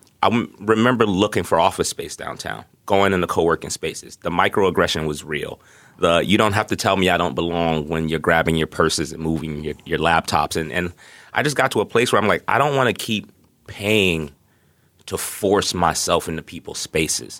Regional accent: New York City, New York, United States; moved away as an adult; now in Seattle, United States; growing up in Brooklyn in the 80s

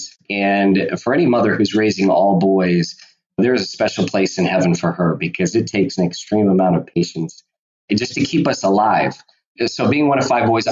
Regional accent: Warrenville, Illinois, United States; moved away as an adult; I grew up outside of Chicago in a town called Warrenville, which is right next to Wheaton, Illinois

